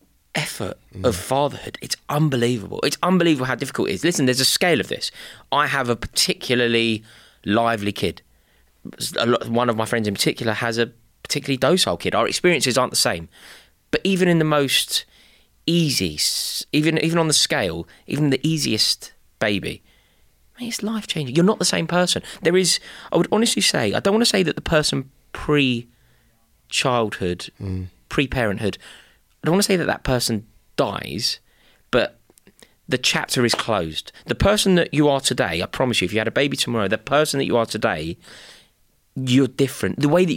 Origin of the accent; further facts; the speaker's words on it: United Kingdom; I know we're British and we don't speak about things like